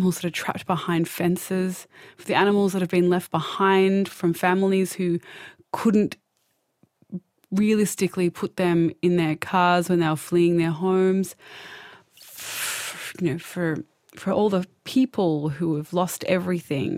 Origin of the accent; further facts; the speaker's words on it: Australia; as an Australian